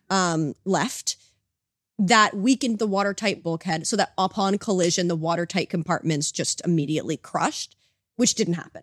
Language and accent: English; United States; now in Canada; I grew up in America